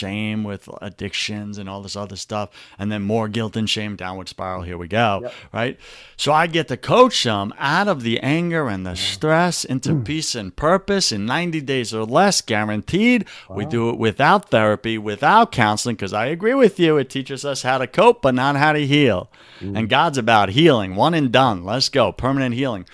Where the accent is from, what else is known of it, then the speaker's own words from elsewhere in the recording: New York, United States; accent: New York; my New York accent